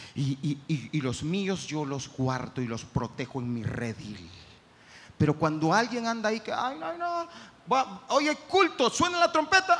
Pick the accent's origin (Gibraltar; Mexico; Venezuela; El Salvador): El Salvador